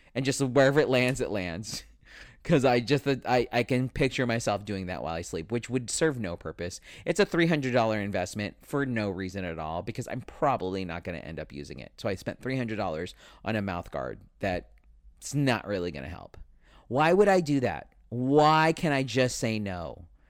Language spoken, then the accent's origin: English; Spring Valley, California, United States; Where I grew up in Spring Valley was the ghetto side